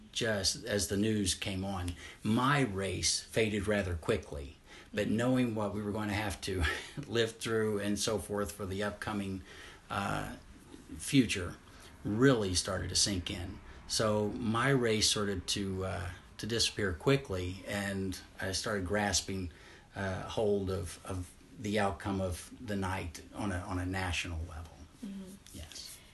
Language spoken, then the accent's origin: English; Southeast Missouri, United States; I grew up in Southeast Missouri